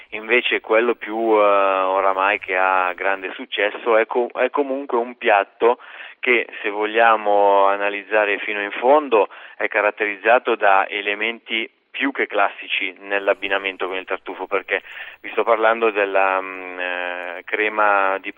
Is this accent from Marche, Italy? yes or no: no; Lombardy, Italy; moved away; io essendo lombardo